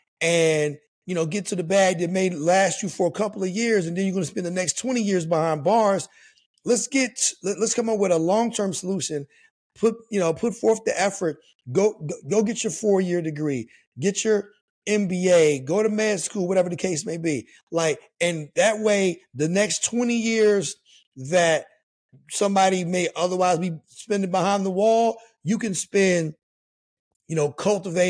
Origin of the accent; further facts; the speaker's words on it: West Virginia, United States; moved away as an adult; I grew up in West Virginia, adjacent to the school.